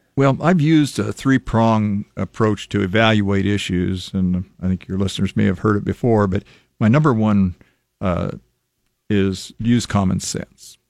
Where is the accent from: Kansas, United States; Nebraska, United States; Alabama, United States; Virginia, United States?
Nebraska, United States; Lincoln; I was born and raised here in Lincoln